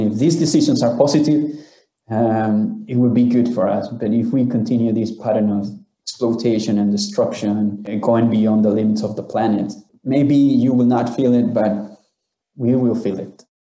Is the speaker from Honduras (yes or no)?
yes; Honduras; I'm from Honduras, Central America